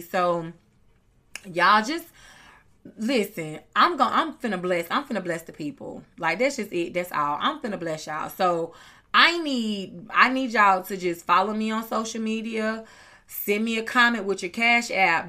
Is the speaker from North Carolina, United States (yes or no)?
yes; North Carolina, United States; I'm from North Carolina